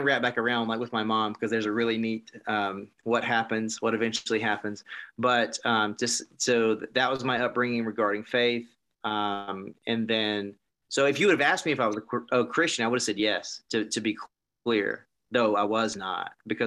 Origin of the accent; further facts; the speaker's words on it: South Carolina, United States; moved away; also born or lived in California; I grew up in South Carolina, so in the middle of the Bible Belt.